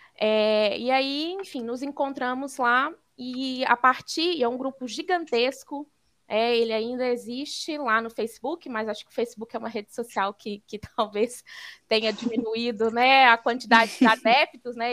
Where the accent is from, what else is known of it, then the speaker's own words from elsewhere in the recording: Belo Horizonte, Minas Gerais, Brazil; sou mineira de Belo Horizonte